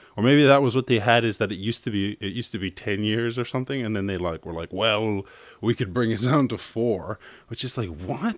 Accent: Ireland; I'm Irish

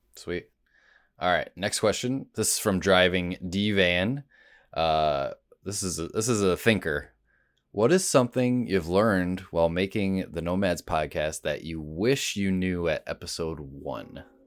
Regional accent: Rochester, New York, United States; I'm from Rochester originally

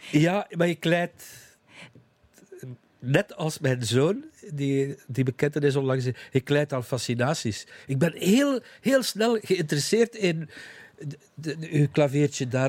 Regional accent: East Flanders, Belgium; eigenlijk de koers heb ik van kinds af aan. Ik ben een kind van de Vlaamse Ardennen.

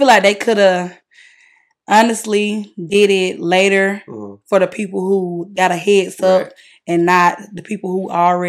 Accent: United States; So it was great growing up in Jonesboro.

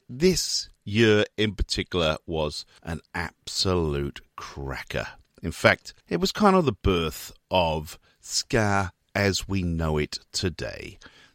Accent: Newport, Wales, United Kingdom; out of Newport in South Wales, my hometown

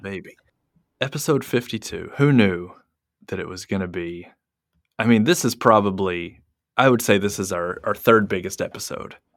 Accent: United States; now in Japan; being American

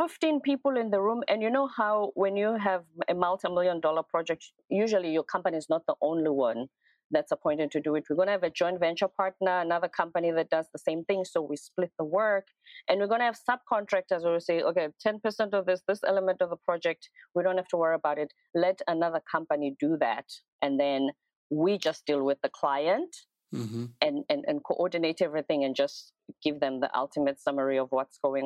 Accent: Durban, KwaZulu-Natal, South Africa; also born or lived in Pretoria; my hometown in Durban

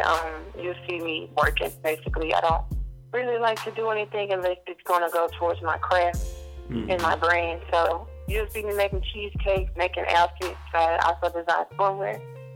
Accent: Memphis, Tennessee, United States; I'm from Memphis, Tennessee.

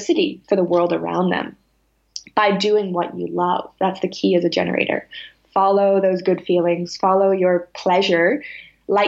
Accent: Salem, Massachusetts, United States; I grew up in Salem, Massachusetts

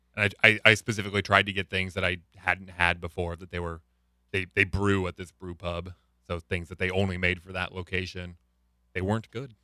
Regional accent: Lincoln, Nebraska, United States; I come from Lincoln, Nebraska

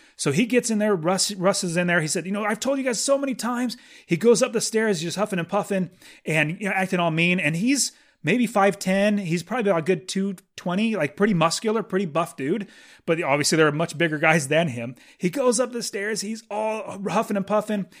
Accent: Fresno, California, United States; I'm from Fresno

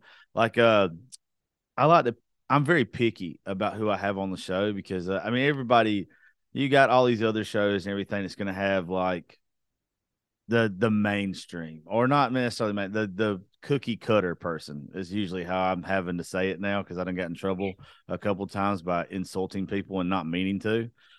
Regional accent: Georgia, United States; I'm from Georgia.

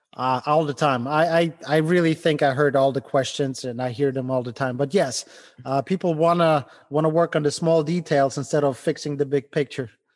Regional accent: Ukraine; English is a second language; moved away as an adult; also born or lived in Germany; now in Cleveland, United States; I immigrated from Ukraine over to, to the United States. Didn't speak English

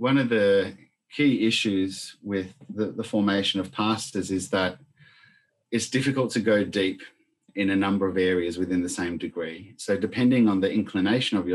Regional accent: Argentina; moved away; growing up in Argentina in the middle of a civil war

